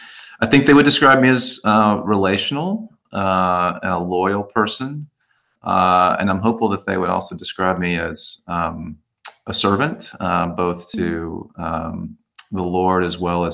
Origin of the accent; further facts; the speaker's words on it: Dallas, Texas, United States; I grew up in Dallas. I still live in Dallas